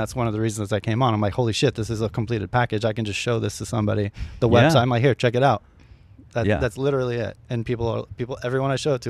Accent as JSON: {"language": "English", "area": "the Bay Area", "region": "California", "country": "United States", "moved": "yes", "lives_now": "Los Angeles, United States", "said": "I'm from the Bay"}